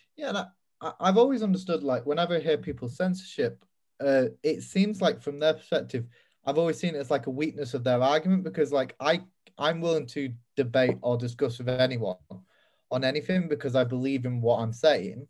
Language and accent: English; United Kingdom; I'm a British conservative